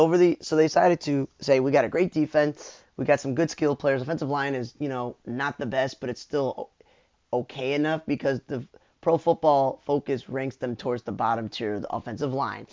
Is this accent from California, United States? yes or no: no; Chicago, Illinois, United States; that being a Chicagoan who used to root for the Bears when he was a child, because that was the team his father rooted for